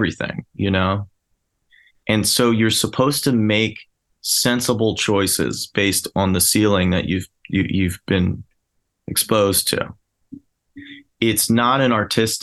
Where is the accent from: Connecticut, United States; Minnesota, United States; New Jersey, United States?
New Jersey, United States; now in Philadelphia, United States; I grew up in New Jersey